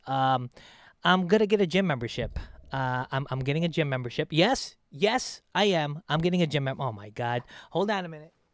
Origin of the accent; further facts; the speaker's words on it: Philippines; now in United States; my home country, the Philippines